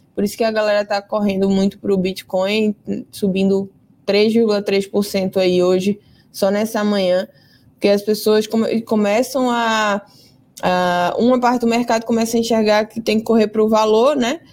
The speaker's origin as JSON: {"language": "Portuguese", "town": "Recife", "region": "Pernambuco", "country": "Brazil", "said": "Eu sou recifense"}